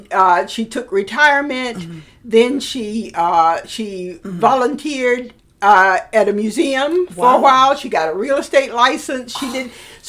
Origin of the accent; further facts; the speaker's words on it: Alabama, United States; moved away; the library in my hometown invited me.